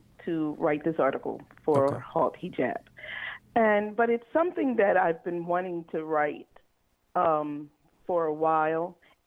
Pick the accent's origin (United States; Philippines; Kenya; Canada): United States; Philadelphia, Pennsylvania; moved away as an adult; now in Memphis, United States; I'm from Philadelphia